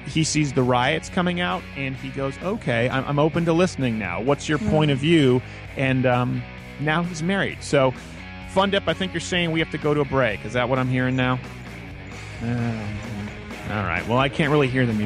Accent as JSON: {"language": "English", "region": "Quebec", "country": "Canada", "tie": "born or raised there", "also_born_or_lived": "Michigan", "moved": "yes", "lives_now": "United States", "said": "being raised in French Canada, where I wasn't allowed to go to English schools"}